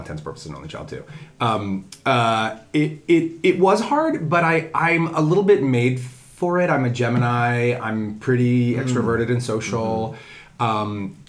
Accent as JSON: {"language": "English", "region": "Connecticut", "country": "United States", "tie": "born there", "also_born_or_lived": "Indiana / Ohio", "said": "Born in Connecticut, raised up and down the East Coast, never lived anywhere particularly long."}